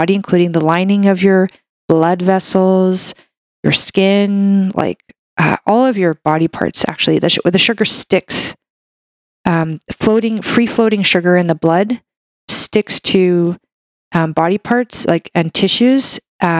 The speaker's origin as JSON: {"language": "English", "country": "Canada", "said": "I'm a Canadian medical doctor"}